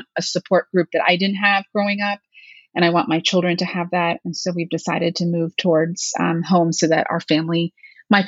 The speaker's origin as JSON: {"language": "English", "town": "Allentown", "region": "Pennsylvania", "country": "United States", "tie": "born or raised there", "also_born_or_lived": "Pittsburgh", "moved": "as an adult", "said": "I grew up in Allentown, Pennsylvania, and my parents are still local to that area"}